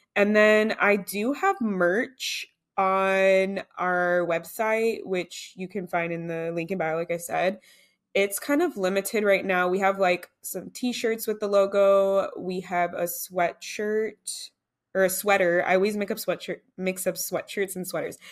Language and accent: English; United States; I'm American